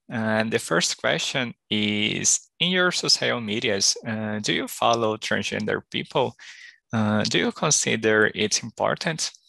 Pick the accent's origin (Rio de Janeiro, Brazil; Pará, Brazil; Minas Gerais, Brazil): Pará, Brazil; Belém; now in São Paulo, Brazil; I am from I, I live in São Paulo, but I was born in Belém do Pará. I am 26 years old